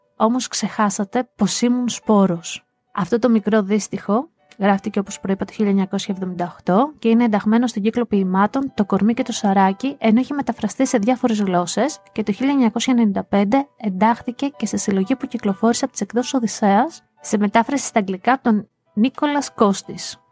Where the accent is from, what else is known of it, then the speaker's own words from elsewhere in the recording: Greece; Αγαπώ την πατρίδα μου, αγαπώ τη χώρα μου, είμαι Ελληνίδα μέχρι τα βάθη της ψυχής μου